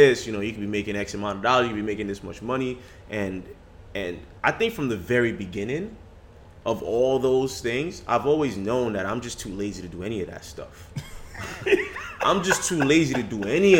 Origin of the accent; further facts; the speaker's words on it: Nigeria; moved away; I grew up in Nigeria